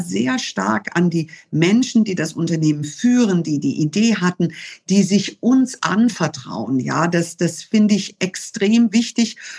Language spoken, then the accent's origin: German; Germany; so viel Deutsches, weil ich hier geboren und hier aufgewachsen bin